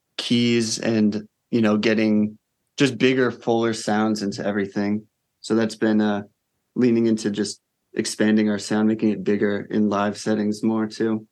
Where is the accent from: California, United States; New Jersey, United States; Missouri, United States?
New Jersey, United States; as like a white boy growing up in New Jersey